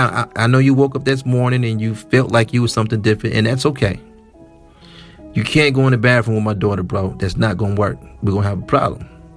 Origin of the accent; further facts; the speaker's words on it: Midwest, United States; I'm from the Midwest and we have a high alpha male presence here.